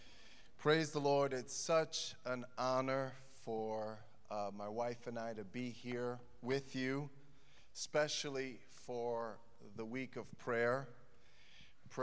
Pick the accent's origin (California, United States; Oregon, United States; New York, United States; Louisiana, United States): New York, United States; New York City; moved away as an adult; now in Chicago, United States; I grew up in Brooklyn, New York.